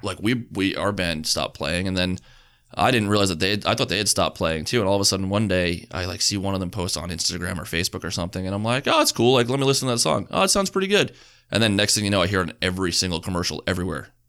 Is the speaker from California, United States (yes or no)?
no; Long Island, New York, United States; we're Long Island.